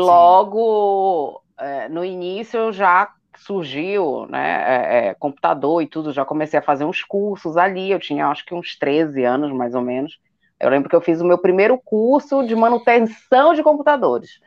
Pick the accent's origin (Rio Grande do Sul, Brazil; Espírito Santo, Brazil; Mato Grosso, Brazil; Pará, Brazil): Pará, Brazil; Belém; now in Brasília, Brazil; Eu sou de Belém. As pessoas às vezes acham que sou do Rio por causa do meu chiado, mas sou de Belém do Pará